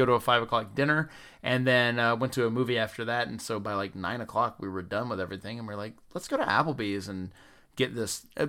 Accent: the South, United States; Something I didn't know growing up in the South, that people are racist and racism is bad.

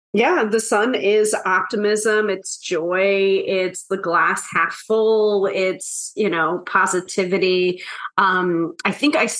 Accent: New York, United States; the New Yorker.

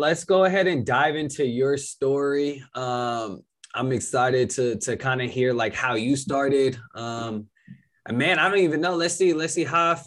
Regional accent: Hayward, California, United States; I'm from Hayward. I went to Southgate

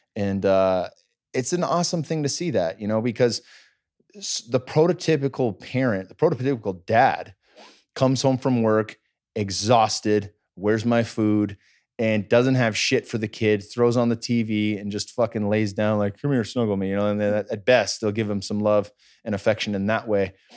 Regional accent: Cupertino, California, United States; growing up in the Bay Area

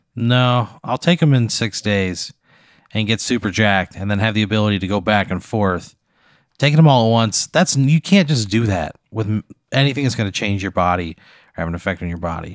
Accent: Illinois, United States; I grew up in Illinois.

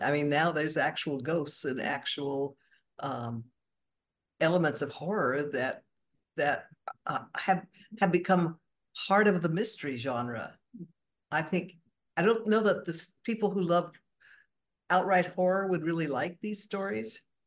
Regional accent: Borrego Springs, California, United States; now in Seattle, United States; I was born and raised actually in the Southern California desert, uh, de Borrego

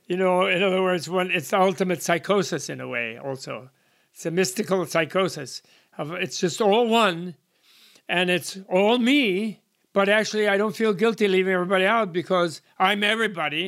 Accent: United States; I'm an American by birth.

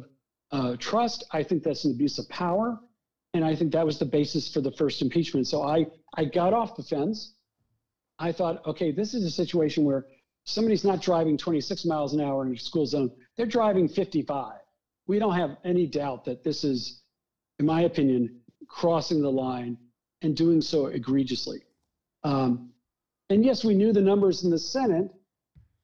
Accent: the Deep South, Alabama, United States; moved away; growing up in the Deep South as a Jew who was experiencing some of that discrimination

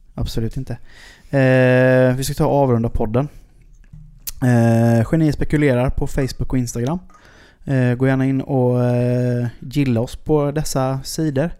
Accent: Sweden; jag kommer från Sverige

